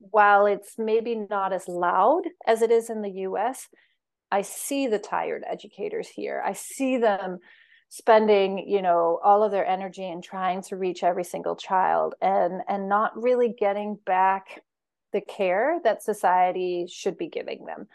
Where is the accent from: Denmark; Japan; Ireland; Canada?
Denmark; moved away as an adult; also born or lived in United States; I was born in Denmark, and I spent twenty-four years in, in America